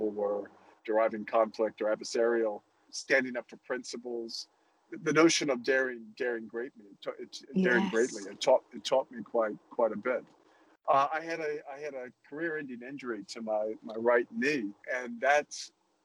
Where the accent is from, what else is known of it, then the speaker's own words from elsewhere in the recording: New Orleans, Louisiana, United States; moved away as an adult; when I was young, growing up in New Orleans